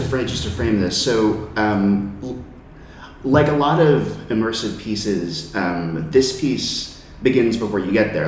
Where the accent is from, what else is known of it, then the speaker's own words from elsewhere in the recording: California, United States; now in New York City, United States; I'm from California